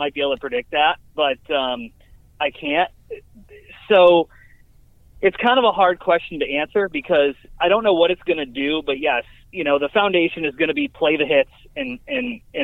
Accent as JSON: {"language": "English", "town": "Syracuse", "region": "New York", "country": "United States", "moved": "yes", "lives_now": "Oklahoma City, United States", "said": "I'm from Syracuse. I went to SU around the same time that he did."}